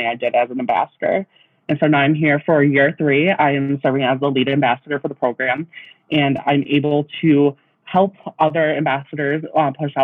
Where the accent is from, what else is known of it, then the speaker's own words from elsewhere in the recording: Alma, Michigan, United States; I grew up in Alma, Michigan, so basically surrounded by corn and soybean fields.